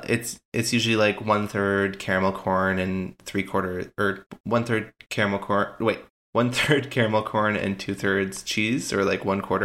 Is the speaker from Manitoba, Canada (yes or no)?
no; North Vancouver, British Columbia, Canada; I grew up on the North Shore